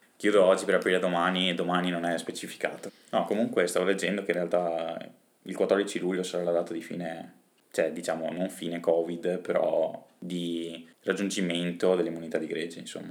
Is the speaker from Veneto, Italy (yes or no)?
yes; Rovigo, Veneto, Italy; Noi siamo di Rovigo